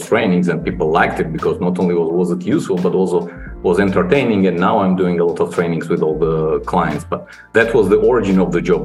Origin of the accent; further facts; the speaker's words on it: Georgia; also born or lived in London, United Kingdom; I'm from Georgia originally, started my career here and spent first 8 years in Georgia